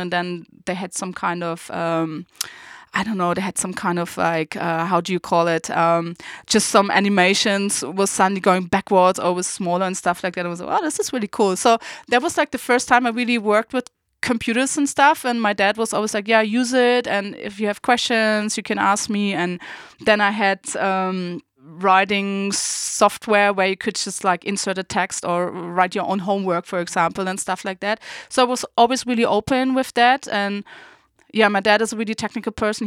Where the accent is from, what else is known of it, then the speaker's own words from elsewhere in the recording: Berlin, Germany; also born or lived in Saarbrücken; I was going back home to my hometown, Berlin